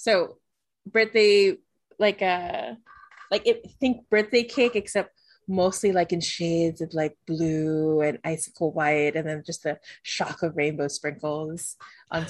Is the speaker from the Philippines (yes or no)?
yes; Philippines; I'm so Filipino